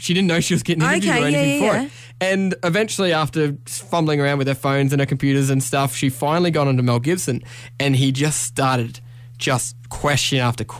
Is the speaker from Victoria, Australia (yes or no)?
no; Queensland, Australia; moved away as an adult; now in New South Wales, Australia; So I'm from Queensland, obviously. I've lived there my whole life. This is the first time I've lived in New South Wales.